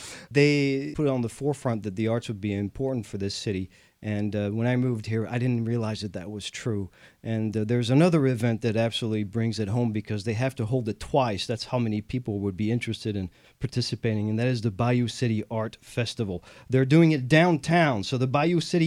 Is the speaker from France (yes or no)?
yes; France; moved away as an adult; now in Houston, United States; I am the Texan from France, a proud Houstonian